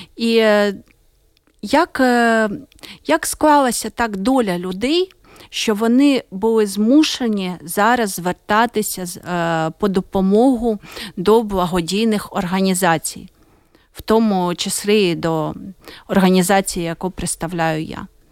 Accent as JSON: {"language": "Ukrainian", "country": "Ukraine", "said": "я з України."}